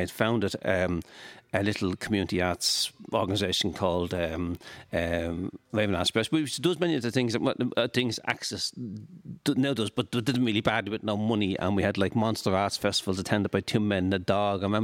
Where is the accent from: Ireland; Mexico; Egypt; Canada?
Ireland; Dublin, Leinster; I grew up in Finglas